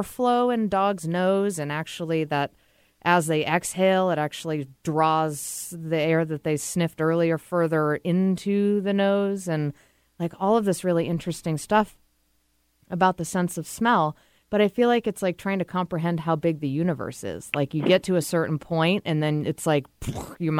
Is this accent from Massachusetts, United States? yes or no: yes; Massachusetts, United States; moved away; I'm from Massachusetts